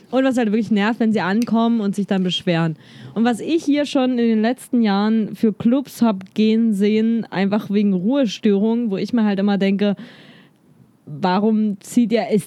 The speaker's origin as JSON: {"language": "German", "region": "Berlin", "country": "Germany", "said": "ich bin Berliner, ich bin jetzt auch nicht so der krasse Lokalpatriot und oh, Berlin, das ist das Geilste überhaupt."}